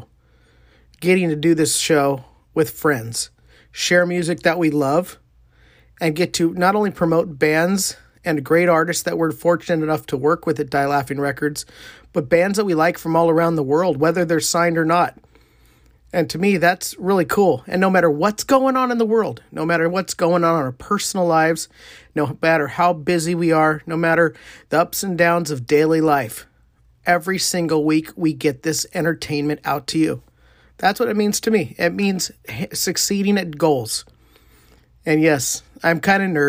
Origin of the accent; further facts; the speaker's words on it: Wilton, California, United States; I'm from Wilton, California